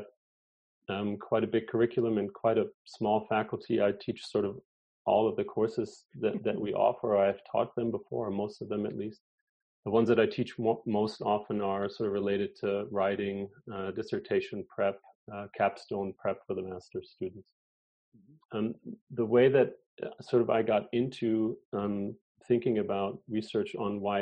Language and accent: English; Germany; moved away as an adult; also born or lived in Wisconsin, United States; now in La Crosse, United States; I'm originally from Germany, but I've lived here now in the U.S. for 25 years